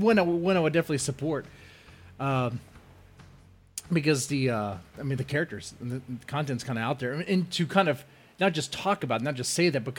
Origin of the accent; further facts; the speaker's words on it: United States; as an American